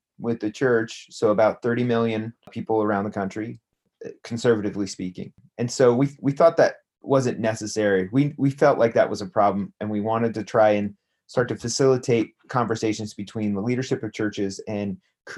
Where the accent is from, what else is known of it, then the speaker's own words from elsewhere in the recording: Greeley, Colorado, United States; also born or lived in Denver; I was born in Denver, and then I grew up in Greeley, Colorado.